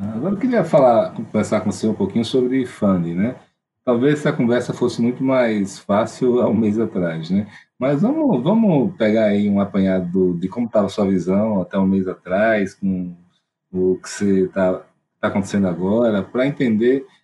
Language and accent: Portuguese; Alagoas, Brazil; eu sou de Alagoas, então a escassez de, de capital aqui é grande, né? A gente cresce com ela